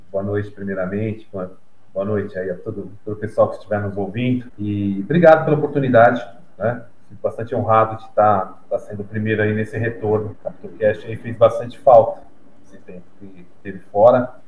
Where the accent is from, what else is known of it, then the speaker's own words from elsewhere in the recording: São Paulo, Brazil; also born or lived in Santa Catarina; Sou, sou nascido, nascido e criado em São Paulo.